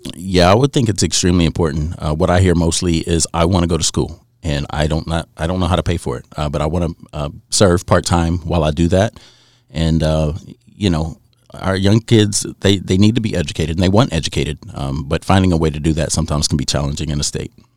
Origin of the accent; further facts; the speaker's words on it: southern West Virginia, United States; recruiting in the southern part of West Virginia in my hometown